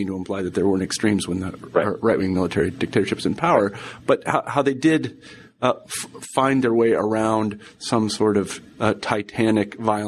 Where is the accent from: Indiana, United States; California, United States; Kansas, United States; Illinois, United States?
Kansas, United States; I'm from Kansas, so I'm like, I know exactly what this guy's thinking.